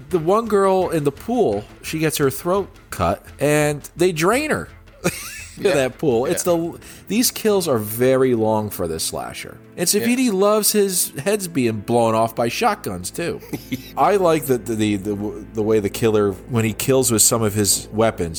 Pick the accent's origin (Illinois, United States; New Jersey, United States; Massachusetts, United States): New Jersey, United States; my home state of New Jersey